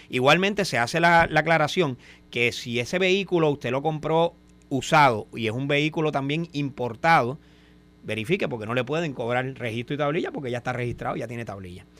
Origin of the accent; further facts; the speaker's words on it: Cabo Rojo, Puerto Rico; sea mi pueblo